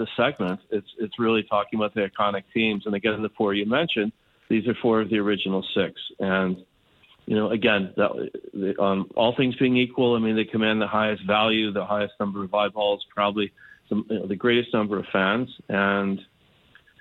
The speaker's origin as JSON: {"language": "English", "country": "Canada", "said": "as a Canadian"}